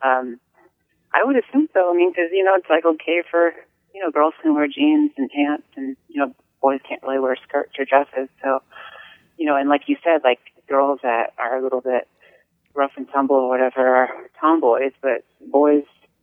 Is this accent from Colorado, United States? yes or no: no; New Hampshire, United States; for me, growing up in New Hampshire